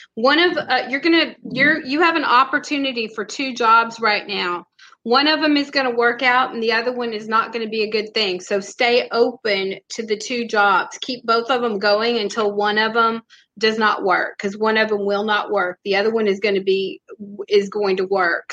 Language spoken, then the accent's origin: English; Texas, United States; I'm from Texas